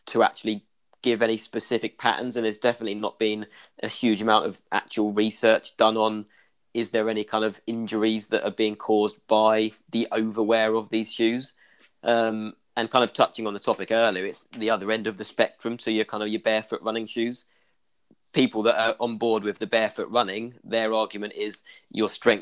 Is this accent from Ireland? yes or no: yes; Ireland; accent: Irish; my Irish accent.